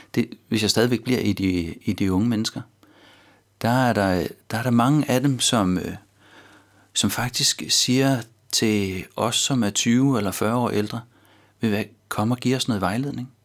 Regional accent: North Zealand, Capital Region of Denmark, Denmark; moved away as an adult; now in Copenhagen, Denmark; jeg stammer fra Nordsjælland

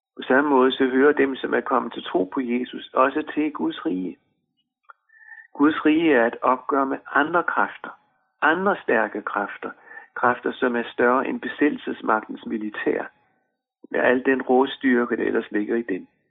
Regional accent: Denmark; vores pas bekræftede, at vi er danskere. Vi hører til i Danmark

